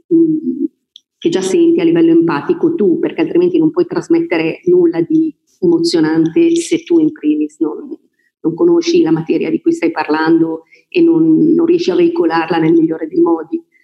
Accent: Voghera, Lombardy, Italy; moved away; also born or lived in Milan / Brescia; io sono di Voghera, non so se l'ho detto inizialmente, provincia di Pavia

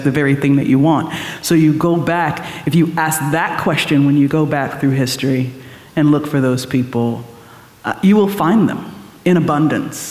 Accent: Williamsburg, Virginia, United States; growing up in Williamsburg

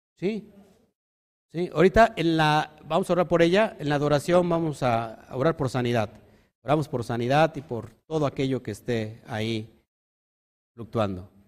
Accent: Mexico; como mexicanos

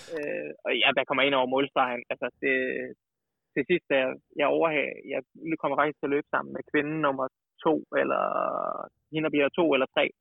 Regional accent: Kolding, Southern Denmark, Denmark; also born or lived in Odense; now in Snoldelev, Denmark; som sønderjyde

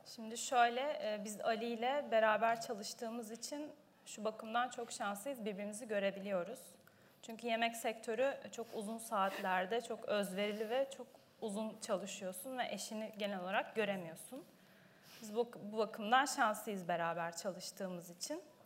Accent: Ayvalık, Balıkesir, Turkey; Ben Ayvalıklıyım.

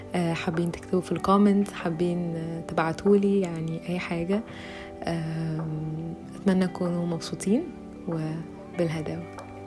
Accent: Egypt; أنا فتاة مصرية في العشرينات

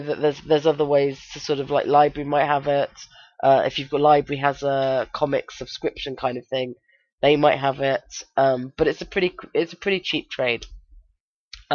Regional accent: United Kingdom

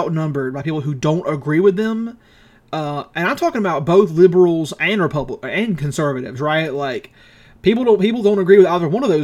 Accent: the South, United States; We're Americans. You got to understand. We're from the South. We're from America

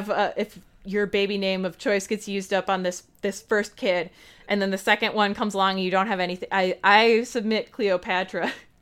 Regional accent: United States; people who, you know, I otherwise wouldn't know about as an American.

